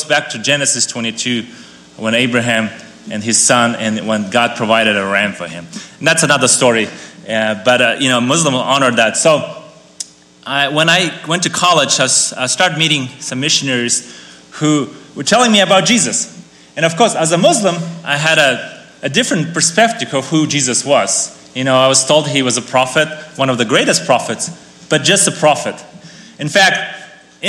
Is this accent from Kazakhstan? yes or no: yes; Kazakhstan; now in United States; I come from Kazakhstan. So, when I meet people and tell them I'm from Kazakhstan